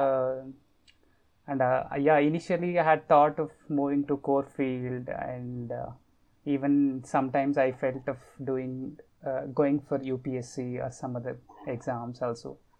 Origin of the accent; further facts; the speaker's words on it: outside Bangalore, Karnataka, India; now in Bangalore, India; I'm from Bangalore. I mean, my native is uh, outside Bangalore. Currently, I'm staying in Bangalore.